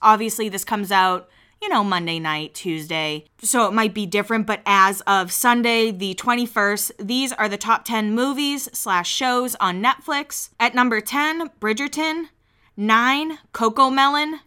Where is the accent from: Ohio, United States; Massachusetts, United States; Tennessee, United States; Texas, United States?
Massachusetts, United States; now in Nashville, United States; I am from Massachusetts. I've moved to Nashville